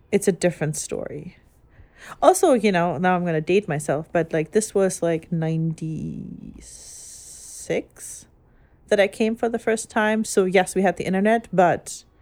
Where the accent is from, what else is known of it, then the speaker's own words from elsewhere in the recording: Germany; growing up in Germany and ever only ever going to Catholic church.